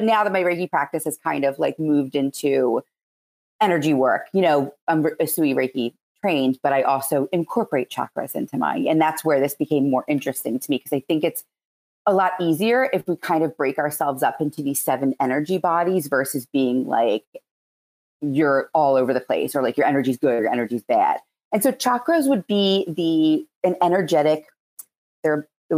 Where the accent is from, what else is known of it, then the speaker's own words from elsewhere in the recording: Philadelphia, Pennsylvania, United States; accent: Philadelphia; my Philadelphia accent